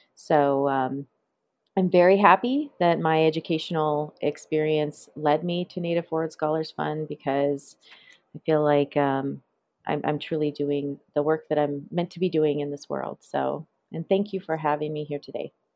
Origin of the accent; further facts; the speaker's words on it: Flathead Indian Reservation, Northwest Montana, United States; I grew up on the Flathead Indian Reservation there